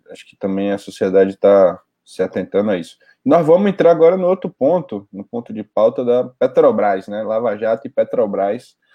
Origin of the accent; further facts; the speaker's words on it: Ibirité, Minas Gerais, Brazil; Sou de Birité, em Minas Gerais.